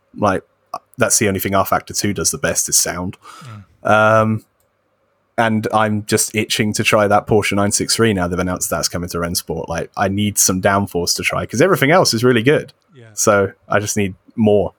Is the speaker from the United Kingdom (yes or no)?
yes; United Kingdom; As a British person